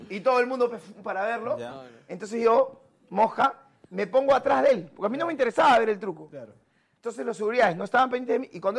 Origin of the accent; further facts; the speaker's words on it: Peru; soy de Perú